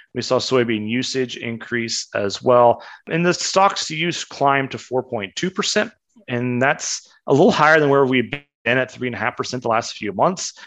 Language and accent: English; Kansas, United States; When I was growing up in Kansas